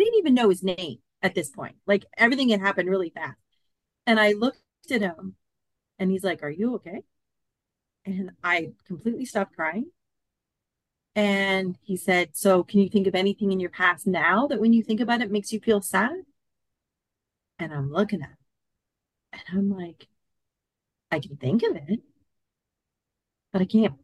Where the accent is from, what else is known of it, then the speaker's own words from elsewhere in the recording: Canada; moved away as an adult; also born or lived in Collingwood, Ontario; now in Australia; I'm actually from Canada.